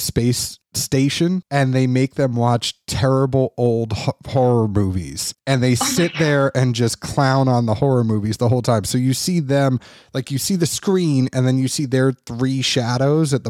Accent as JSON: {"language": "English", "town": "Boston", "region": "Massachusetts", "country": "United States", "also_born_or_lived": "Kentucky", "moved": "yes", "said": "I'm from Boston"}